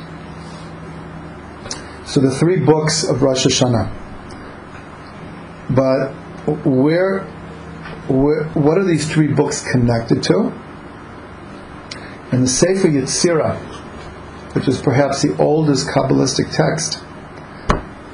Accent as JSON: {"language": "English", "town": "Cleveland", "region": "Ohio", "country": "United States", "tie": "born or raised there", "said": "I grew up in Cleveland"}